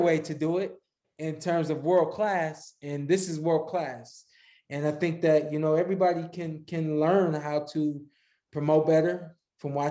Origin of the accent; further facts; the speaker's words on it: Cleveland, Ohio, United States; also born or lived in Akron, Ohio; I spent a lot of my childhood in Northeast Ohio, in the suburbs of Cleveland, in the suburbs of Akron